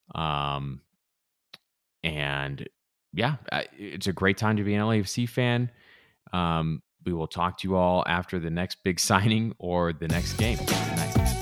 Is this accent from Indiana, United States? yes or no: no; Southern California, United States; also born or lived in Provo, Utah; I grew up in Southern California, watched plenty of U S C growing up